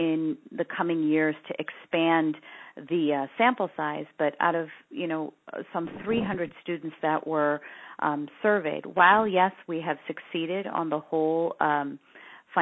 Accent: San Francisco Bay Area, California, United States; I grew up in the San Francisco Bay Area before the tech boom

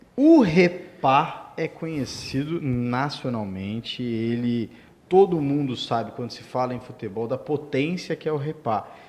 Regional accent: São Paulo, Brazil; moved away as an adult; also born or lived in Paraná / Mato Grosso / Goiás; now in Pará, Brazil; Eu sou paulistano, nascido em São Paulo, capital

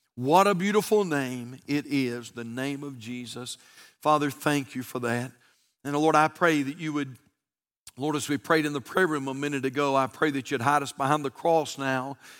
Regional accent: United States; I'm an American.

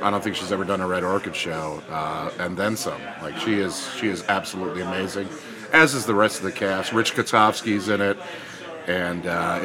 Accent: Chicago, Illinois, United States; also born or lived in Los Angeles; I grew up on the Northwest Side, Avondale and Jefferson Park, and lived all over the North Side

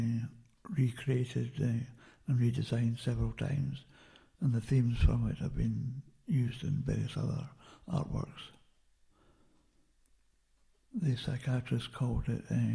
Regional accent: Lower Largo, Scotland, United Kingdom; also born or lived in Perth, Scotland / Kinross, Scotland; we moved to Lower Largo in the south of Fife when I was 8, and I grew up there for 13 years

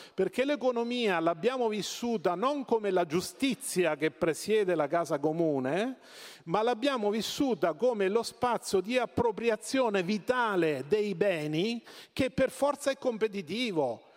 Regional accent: Marche, Italy; Io vengo dalle Marche

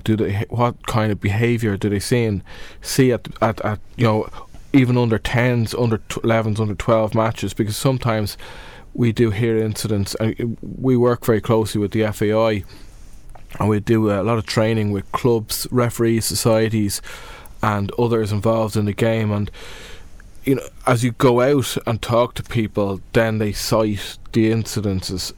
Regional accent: Dublin, Leinster, Ireland; I'm from Dublin

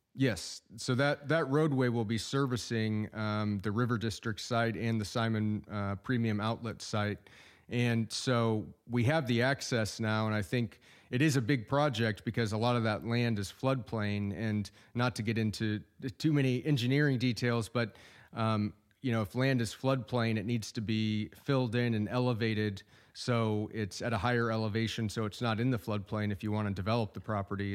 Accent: Oklahoma, United States; also born or lived in Austin, Texas; now in Jenks, United States; I'm originally from Oklahoma

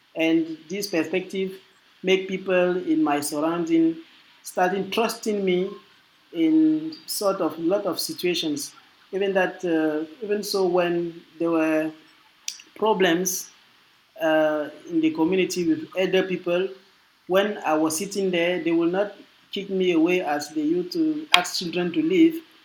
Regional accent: Francophone Cameroon, Cameroon; I'm from the French-speaking part, so I speak French

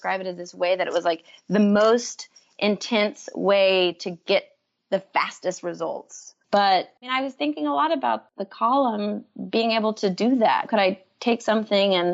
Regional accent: Waco, Texas, United States; moved away; also born or lived in New York; growing up in Waco

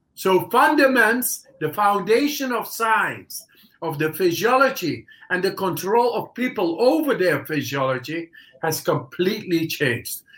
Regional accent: Netherlands; English is a second language; moved away as an adult; now in Poland; I come from the Netherlands

